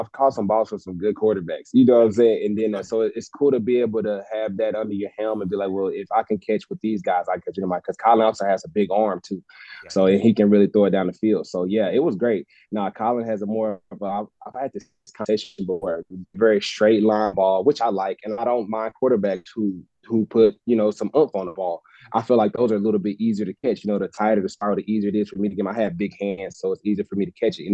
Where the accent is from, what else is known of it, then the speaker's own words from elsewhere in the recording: Gaston, Alabama, United States; moved away as an adult; also born or lived in Berkeley, California; my hometown of Gaston